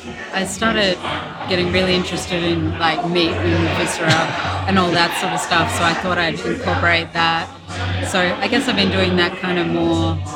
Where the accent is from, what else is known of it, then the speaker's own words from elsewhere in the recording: Perth, Western Australia, Australia; moved away as an adult; now in United States; I'm from Perth, Australia.